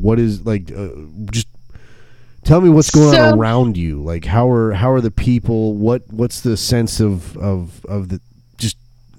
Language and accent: English; the South, United States; we're all from the South